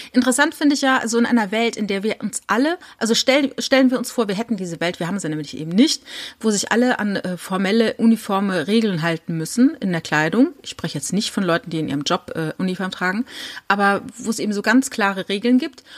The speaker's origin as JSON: {"language": "German", "region": "Saarland", "country": "Germany", "said": "Ich komme ja aus dem Saarland"}